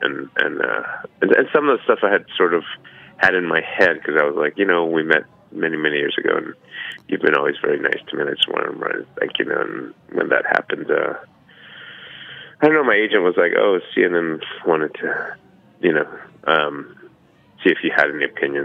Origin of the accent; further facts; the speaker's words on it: United States; also born or lived in Brooklyn, New York / American South / Korea (ancestry); my identity as an American